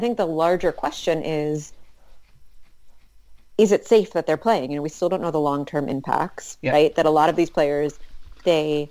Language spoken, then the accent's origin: English; United States; I'm American